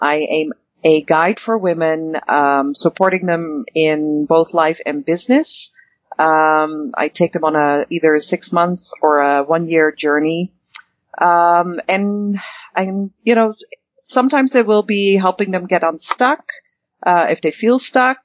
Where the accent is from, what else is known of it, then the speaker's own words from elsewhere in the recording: Netherlands; moved away as an adult; also born or lived in Paris, France; now in Calgary, Canada; I was actually born and raised in the Netherlands